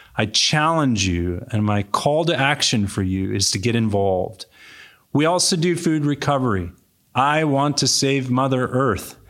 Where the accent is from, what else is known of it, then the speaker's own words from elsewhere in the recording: Cupertino, California, United States; moved away as an adult; also born or lived in back east / San Jose; I grew up in Cupertino, California. This is my home.